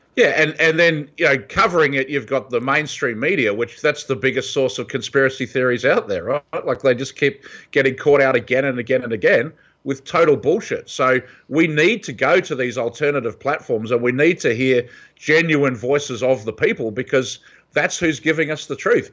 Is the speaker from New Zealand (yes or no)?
yes; New Zealand; moved away as an adult; also born or lived in Australia / San Francisco, California; now in California, United States; I grew up in New Zealand